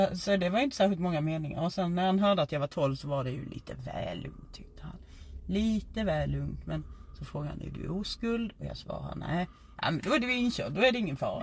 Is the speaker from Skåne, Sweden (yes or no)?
yes; Skåne, Sweden; accent: Scanian (skånska); min skånska